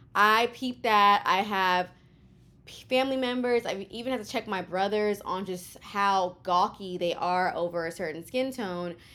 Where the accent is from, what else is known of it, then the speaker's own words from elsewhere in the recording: Houston, Texas, United States; moved away as an adult; now in New York City, United States; I am a Kenyan American from Houston, Texas, born and raised in Houston, living in New York City